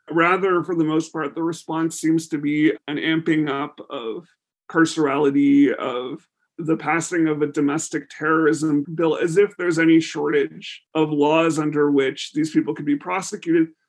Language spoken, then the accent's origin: English; Canada; as Canadians